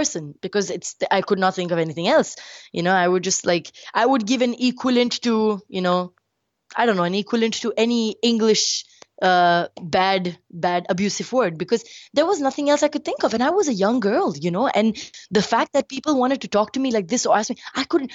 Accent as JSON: {"language": "English", "country": "India", "said": "I'm brown skin, I'm Indian"}